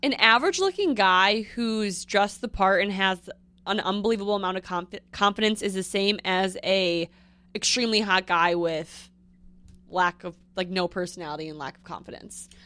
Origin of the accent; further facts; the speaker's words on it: Northfield, Minnesota, United States; moved away as an adult; also born or lived in North Dakota; now in New York, United States; born there, raised there, and then I went to college in North Dakota, North Dakota State University, and then I moved back to Minnesota, and then now I live in New York.